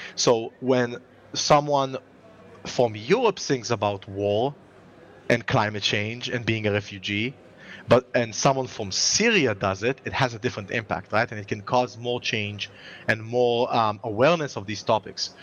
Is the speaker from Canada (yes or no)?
no; Israel; if I as an Israeli